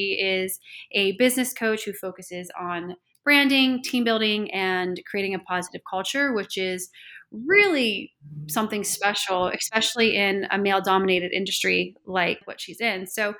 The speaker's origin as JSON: {"language": "English", "region": "Northeast", "country": "United States", "tie": "born or raised there", "moved": "yes", "lives_now": "Texas, United States", "said": "I grew up in the Northeast"}